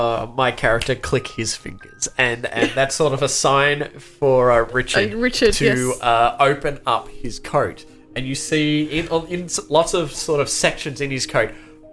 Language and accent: English; England, United Kingdom; Oh, it's, I'm from England.